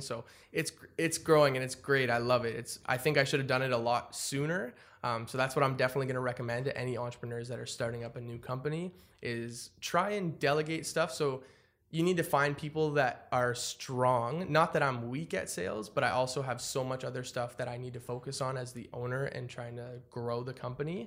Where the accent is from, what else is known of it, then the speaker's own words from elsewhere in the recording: Ottawa, Ontario, Canada; I'm from Ottawa